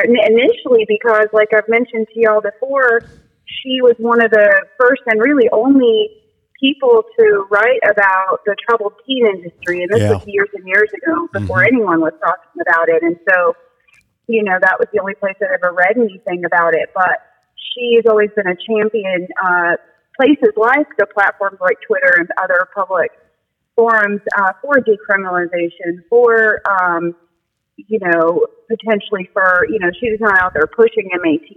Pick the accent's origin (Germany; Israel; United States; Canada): United States; West Coast; moved away as an adult; I grew up in on the West Coast and in a pretty progressive and larger city.